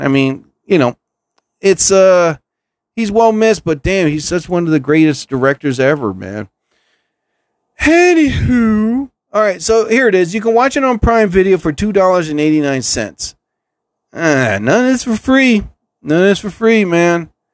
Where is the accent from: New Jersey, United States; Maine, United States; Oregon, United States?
New Jersey, United States; I'm from New Jersey